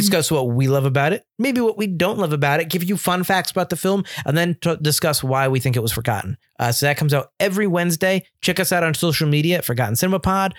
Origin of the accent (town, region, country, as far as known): Milford, Connecticut, United States; born or raised there